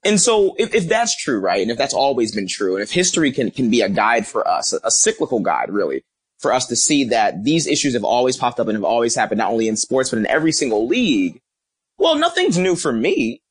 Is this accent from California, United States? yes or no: no; Philadelphia, Pennsylvania, United States; I'm from Philadelphia, uh, North Philly.